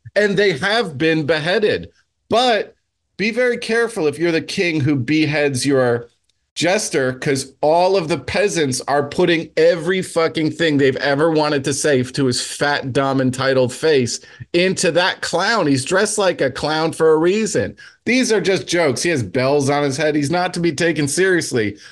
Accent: New Jersey, United States; I'm from Jersey

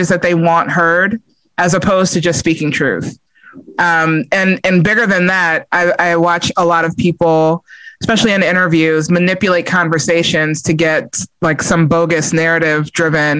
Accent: New York, United States; moved away; I'm originally from New York

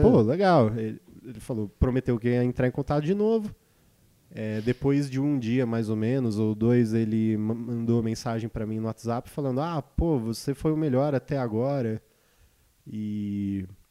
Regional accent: Ribeirão Pires, São Paulo, Brazil; eu nasci em Ribeirão Pires, uma cidade.

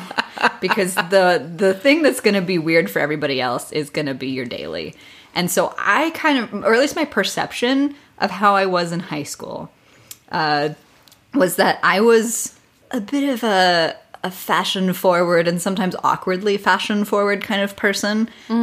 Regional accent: Midwest, United States; I grew up in the Midwest

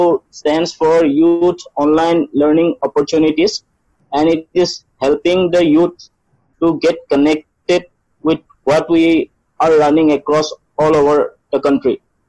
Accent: Tezpur, Assam, India; I am from Tejpur, Assam.

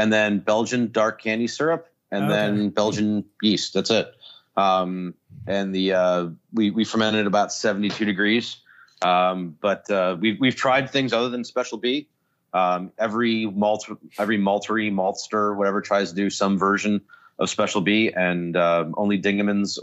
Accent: Buffalo, New York, United States; Growing up in Buffalo, very close to Canada

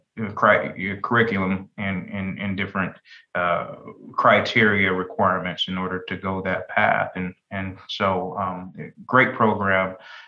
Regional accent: Denver, Colorado, United States; moved away as an adult; also born or lived in Carbondale; now in Daytona Beach, United States; my friends that I grew up with in Denver

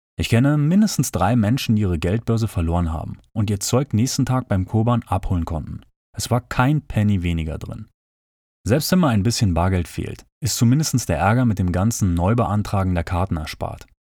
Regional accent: Berlin, Germany; now in Japan; Als Berliner

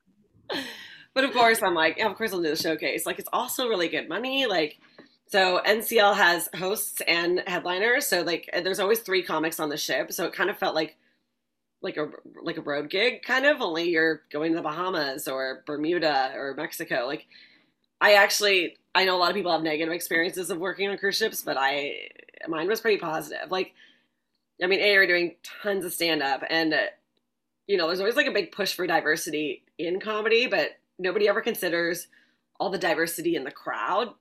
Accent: Vancouver, British Columbia, Canada; moved away as an adult; also born or lived in Ottawa, Canada / Los Angeles, United States; now in New York, United States; I'm originally from Vancouver, Canada

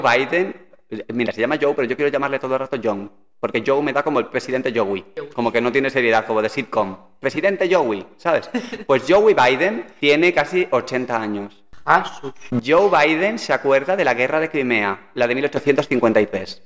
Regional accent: Galicia, Spain; Somos gallegos, espera, somos gallegos

